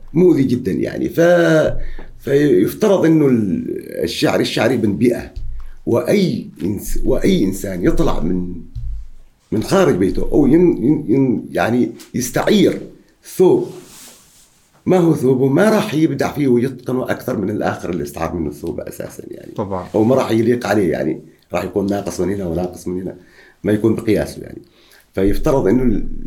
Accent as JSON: {"language": "Arabic", "country": "Oman", "said": "عندنا في عمان"}